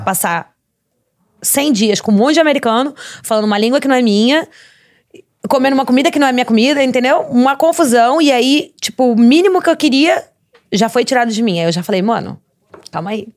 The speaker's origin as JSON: {"language": "Portuguese", "town": "Santos", "region": "São Paulo", "country": "Brazil", "moved": "as an adult", "lives_now": "Los Angeles, United States", "said": "como eu sou de Santos"}